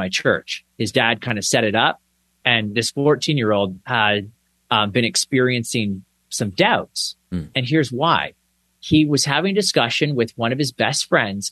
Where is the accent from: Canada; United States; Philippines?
Canada; the niceness of being Canadian